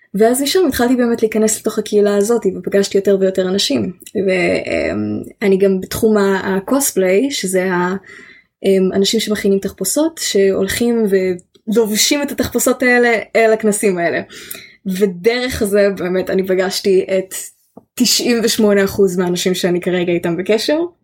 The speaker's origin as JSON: {"language": "Hebrew", "country": "Israel", "accent": "like Gal Gadot (Israeli English)", "said": "my accent sometimes sounds a bit like Gal Gadot"}